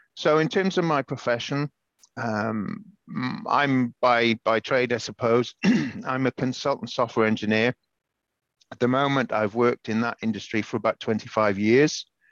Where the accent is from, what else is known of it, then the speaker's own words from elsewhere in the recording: Pembrokeshire, Southwest Wales, United Kingdom; also born or lived in London; now in Chelmsford, United Kingdom; I was born in Pembrokeshire, Southwest Wales, in 1970, to a Welsh dad, English mum